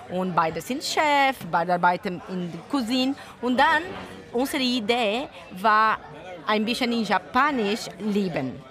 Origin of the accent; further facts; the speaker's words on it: Brazil; German is a second language; moved away; also born or lived in Italy; So, ich komme aus Brasilien, aber meine Mutter und Vater sind Italienerin.